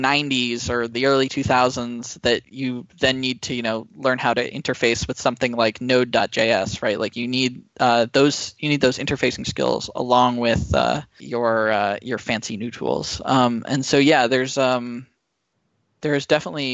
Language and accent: English; Silicon Valley, California, United States; growing up in Silicon Valley